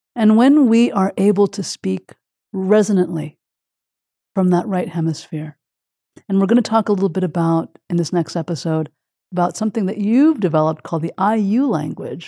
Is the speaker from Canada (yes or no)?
yes; Quebec, Canada; my childhood and growing up in Quebec. Canada